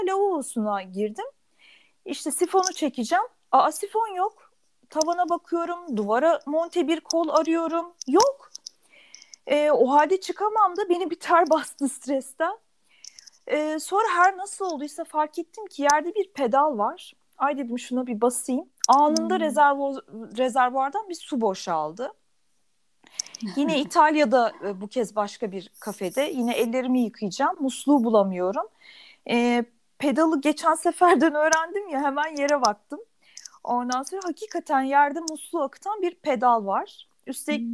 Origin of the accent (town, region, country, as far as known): Turkey; born or raised there; also born or lived in Germany